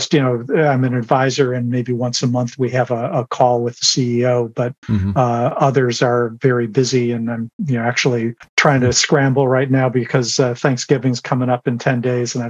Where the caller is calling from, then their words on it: San Rafael, California, United States; I am in San Rafael, California, just over the Golden Gate Bridge from San Francisco.